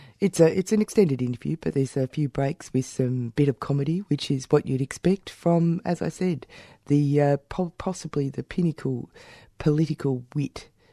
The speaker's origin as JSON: {"language": "English", "country": "Australia", "said": "I'm showing my racist heart, Australian racist heart."}